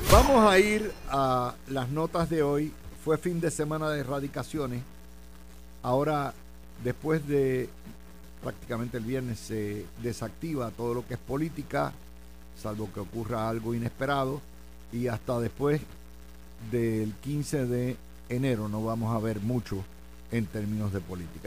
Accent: Cidra, Puerto Rico; mi pueblo de Sidra

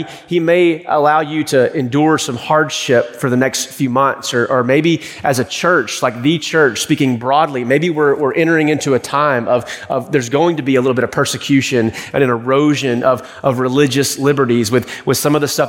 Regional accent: East Texas, United States; growing up in East Texas

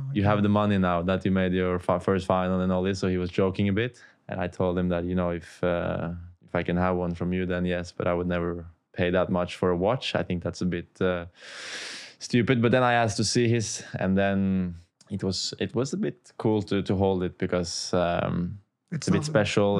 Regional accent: Oslo, Norway; close to my hometown Oslo in Norway

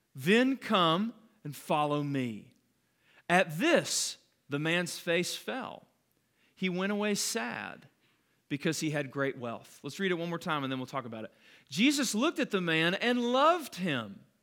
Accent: Calhoun, Georgia, United States; when I grew up in Calhoun, we lived on this road called McDaniel Station

